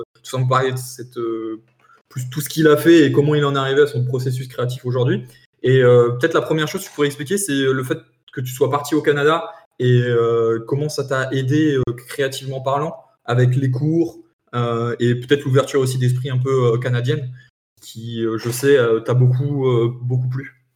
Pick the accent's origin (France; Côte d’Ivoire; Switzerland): France